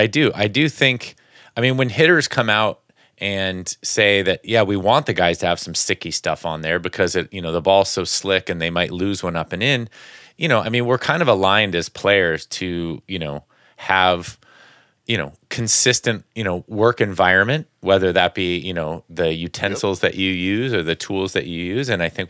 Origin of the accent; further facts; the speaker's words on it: California, United States; I grew up in the Bay Area Giants fan.